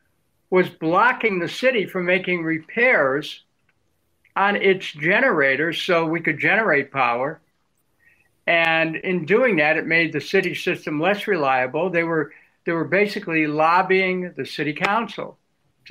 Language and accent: English; Cleveland, Ohio, United States; I grew up in Cleveland, the oldest of seven.